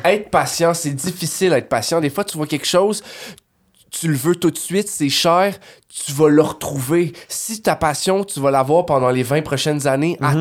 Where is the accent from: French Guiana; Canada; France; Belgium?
Canada; on vient du Canada